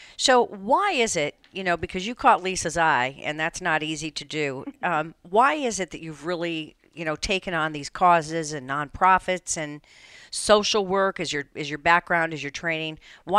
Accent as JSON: {"language": "English", "town": "Windsor", "region": "Connecticut", "country": "United States", "tie": "born or raised there", "said": "So you're also a graduate of Windsor High School. We were talking about that before the show started, and that's great because that's my hometown."}